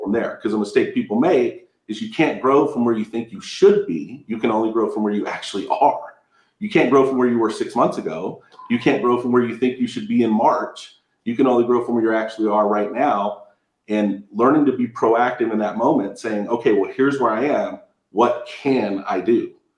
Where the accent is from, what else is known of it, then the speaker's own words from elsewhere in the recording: Southern California, United States; also born or lived in Victorville, California; I'm from Southern California. I, I live in Victorville.